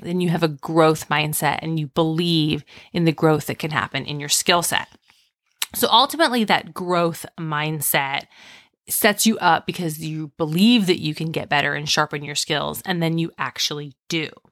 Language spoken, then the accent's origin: English; Indiana, United States; I'm from Indiana